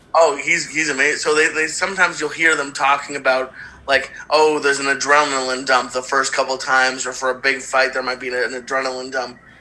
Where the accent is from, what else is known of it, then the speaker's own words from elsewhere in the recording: Boston, Massachusetts, United States; moved away; my hometown of Boston and the, the theater that I grew up going to as a kid